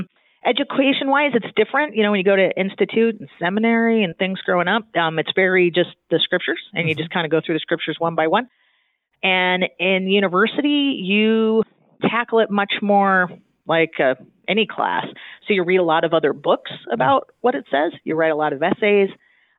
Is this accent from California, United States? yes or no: yes; Southern California, United States; moved away as an adult; also born or lived in Spain; now in Utah, United States; I grew up in Southern California